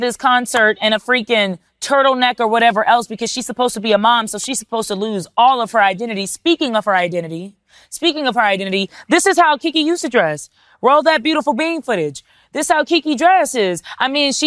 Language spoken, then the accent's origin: English; Texas, United States; I'm from Texas